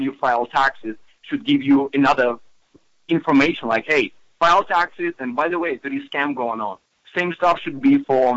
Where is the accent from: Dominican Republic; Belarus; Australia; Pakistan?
Belarus; English is a second language; also born or lived in Russia; now in United States; me being immigrant. You know, I came from Belarus, from Russia